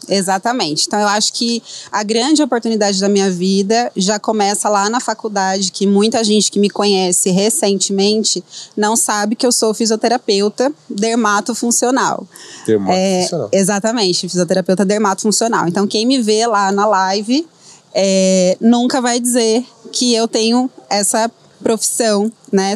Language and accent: Portuguese; Dracena, São Paulo, Brazil; moved away as an adult; also born or lived in Adamantina; como fisioterapeuta da minha cidade, que eu sou lá de Dracena